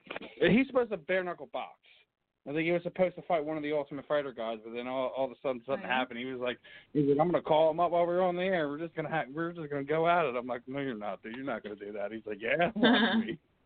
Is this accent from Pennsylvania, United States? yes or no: yes; Philadelphia, Pennsylvania, United States; I'm from Philly